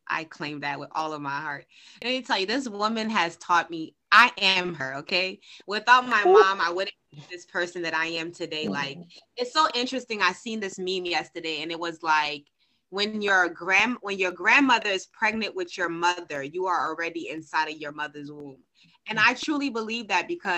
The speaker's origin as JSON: {"language": "English", "country": "Haiti", "said": "I'm from Haiti"}